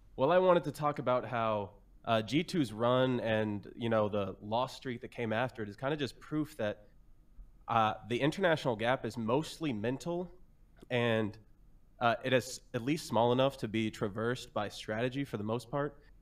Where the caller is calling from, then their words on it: Kansas City, Missouri, United States; I'm calling from Kansas City, Missouri